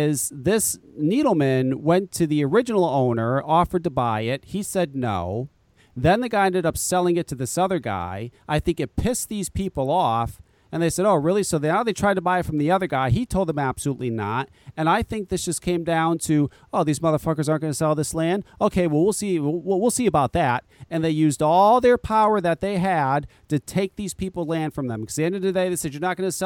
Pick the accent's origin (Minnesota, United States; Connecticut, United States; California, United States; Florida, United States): Connecticut, United States; Burlington; I was raised in Burlington